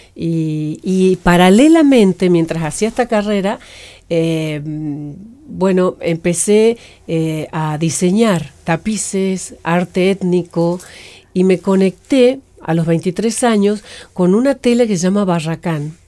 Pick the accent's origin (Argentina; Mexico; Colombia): Argentina; Santiago del Estero; moved away as an adult; also born or lived in La Cumbre, Córdoba / Tucumán; soy del norte, yo he nacido en Santiago del Estero, luego de los 8 a los 13 años viví en la cumbre Córdoba, ah, luego volví a Santiago